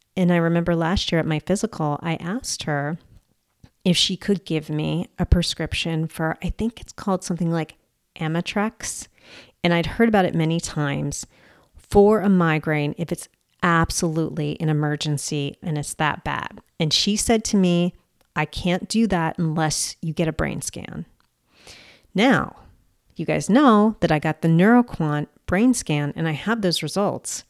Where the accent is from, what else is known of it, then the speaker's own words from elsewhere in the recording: United States; I'm American